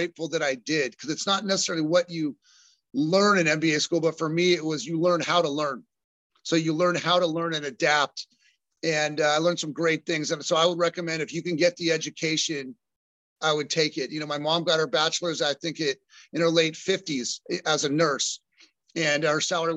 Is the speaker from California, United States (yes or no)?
yes; Costa Mesa, California, United States; also born or lived in Laguna Hills, California / Utah; I grew up in Costa Mesa, California, just right up the road here, and then moved to Laguna Hills when I was a freshman in high school. So I'm a kind of a South Orange County, Southern California native.